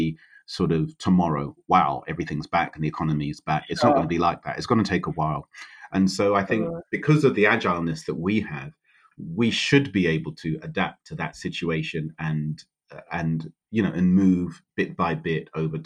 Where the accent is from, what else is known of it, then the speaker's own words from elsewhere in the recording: London, United Kingdom; moved away; I was born in London, so and I always worked in London.